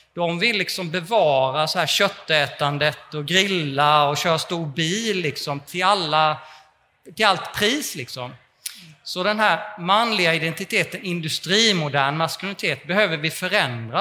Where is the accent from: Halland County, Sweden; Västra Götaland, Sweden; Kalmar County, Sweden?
Kalmar County, Sweden; Småland; jag kommer från Småland och så läste jag med gymnasiet i Kalmar